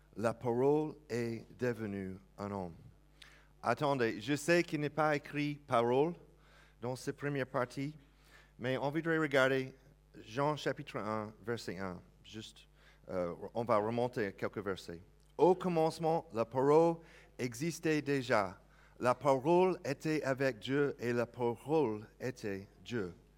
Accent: United States; accent: American; French is a second language; now in France; si vous entendez l'accent bien, je viens des États-Unis

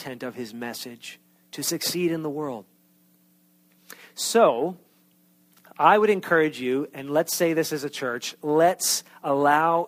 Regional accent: New York, United States; accent: New York; moved away as an adult; that thick New York accent. And I have not lived in New York since I was 18 years old.

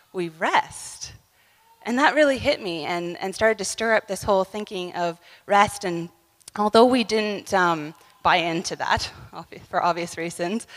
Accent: Ontario, Canada; we're from Ontario, Canada

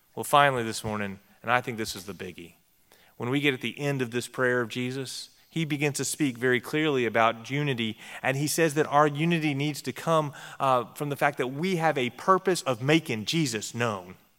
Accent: Texas, United States; I grew up in Texas, and I grew up among Texas Baptists

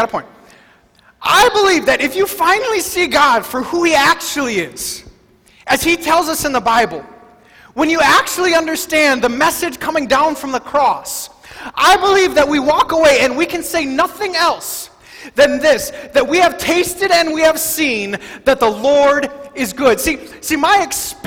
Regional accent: Wisconsin, United States; I grew up in Wisconsin during the 80s and the 90s

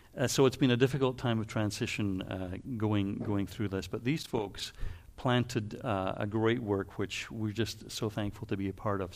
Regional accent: Canada; also born or lived in Waterloo; we're Canadian

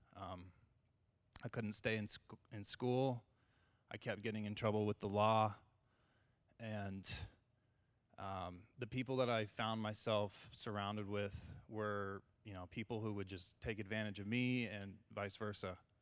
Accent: California, United States; I grew up in California

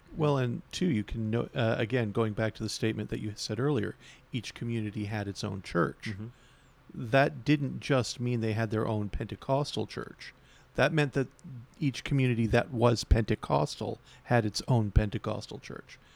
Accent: Bay Roberts, Newfoundland and Labrador, Canada; now in St. John's, Canada; I'm from Bay Roberts

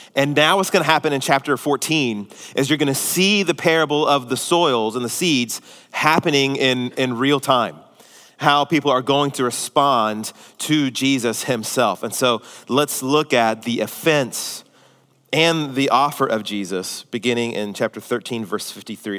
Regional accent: Houston, Texas, United States; also born or lived in Spring, Texas / Tomball, Texas; Mine's the greater Houston area

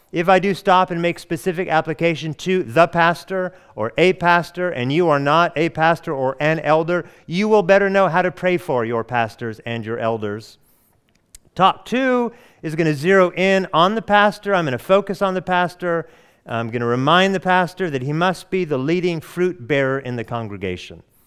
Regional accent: Oregon, United States; also born or lived in Hawaii; now in Atlanta, United States; I hail from the Pacific Northwest of the United States, Oregon

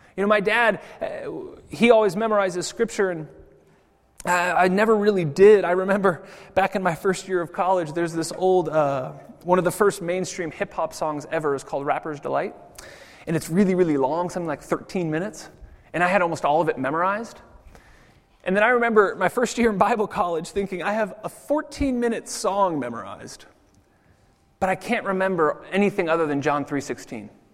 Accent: United States; now in Zurich, Switzerland; I'm American

